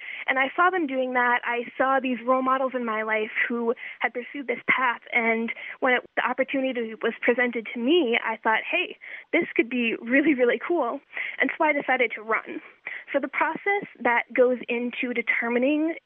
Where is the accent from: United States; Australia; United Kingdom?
United States; Albany, Wisconsin; I'm from a small town in the southern part of Wisconsin. It's called Albany, and there I live on my family's